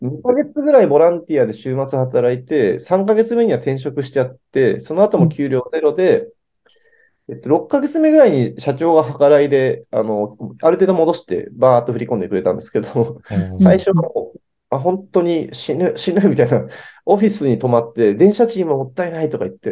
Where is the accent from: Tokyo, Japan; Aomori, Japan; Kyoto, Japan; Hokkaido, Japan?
Tokyo, Japan; 私はですね、あの、高円寺出身というのをツイッターとかでもよく 押し出していまして